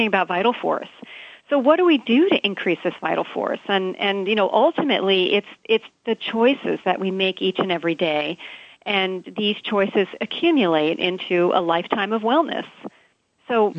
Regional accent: Hawaii, United States; Here in Hawaii, I'm from Hawaii

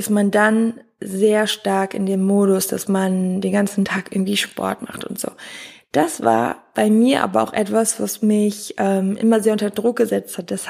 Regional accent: Wiehl, North Rhine-Westphalia, Germany; habe auch in Köln gewohnt, aber meine Fußballmannschaft war noch in Wiel, da wo ich herkomme

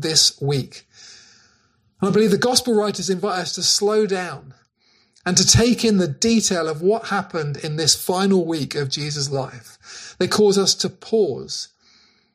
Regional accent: Cornwall, South West England, United Kingdom; The churches that we grew up in Cornwall

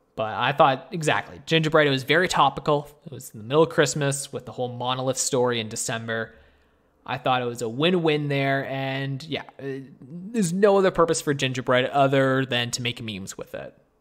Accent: Canada; me and Tristan, we are Canadian

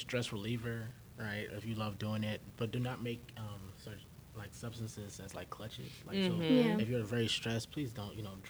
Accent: Texas, United States; I'm from Texas

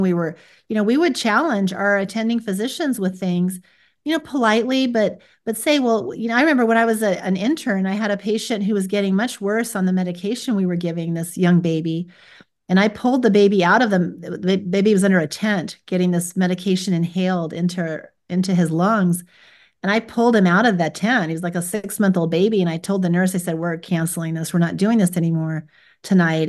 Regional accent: United States; I was born here in America

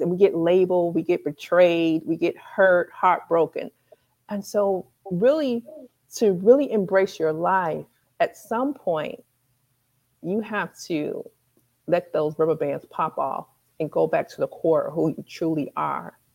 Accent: Michigan, United States; moved away; Michigan's my hometown

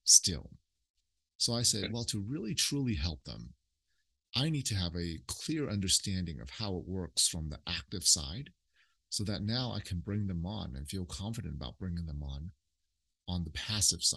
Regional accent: Oakland, California, United States; We grew up in Oakland.

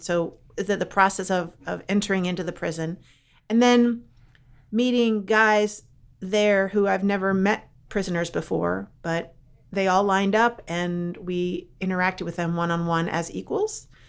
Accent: Philadelphia, Pennsylvania, United States; moved away; also born or lived in Brownsburg, Virginia; I'm from Philly

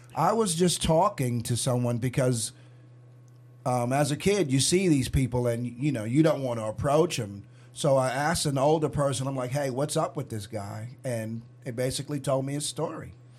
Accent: New York, United States; When I was growing up in New York

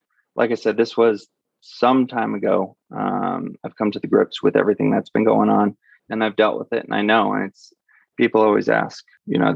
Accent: California, United States; moved away as an adult; now in Denver, United States; I'm from California originally

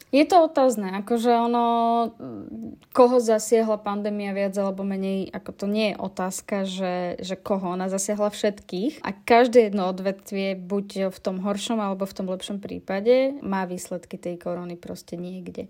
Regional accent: Kysuce, Žilina Region, Slovakia; keď ja som bola dieťa ešte, tak uh, my sme, lebo som z Kisec, tak tam sme mali, volalo sa to hrabáreň

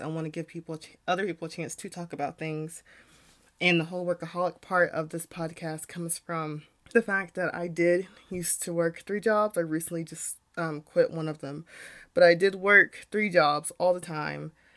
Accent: United States; being a young Black woman growing up in America

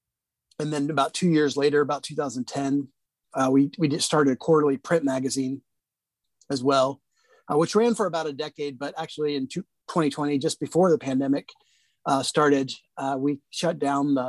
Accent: Washington, District of Columbia, United States; moved away as an adult; also born or lived in Indiana; now in Indianapolis, United States; I grew up in the Washington, D.C. area, but my parents are both from the Midwest.

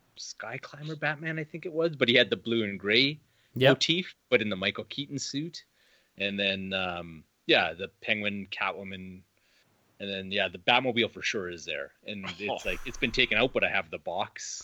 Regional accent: Canada; we're from Canada

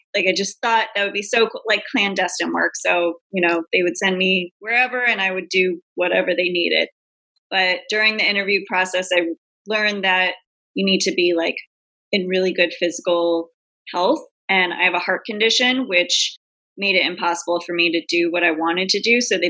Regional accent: New England, United States; Like I grew up in New England and it's very quiet and boring and vanilla.

